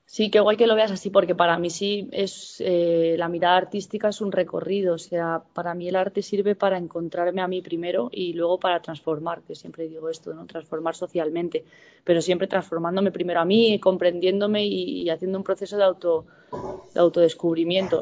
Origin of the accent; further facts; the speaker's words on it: San Fernando de Henares, Community of Madrid, Spain; also born or lived in Villamayor / Cifuentes; la ciudad dormitorio que en la que yo me he criado ha sido San Fernando de Henares